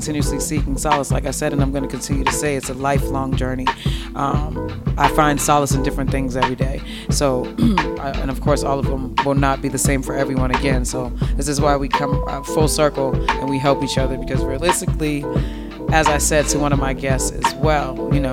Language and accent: English; Boston, Massachusetts, United States; moved away as an adult; now in Las Vegas, United States; I'm an implant. Again, I'm from Boston, Mass.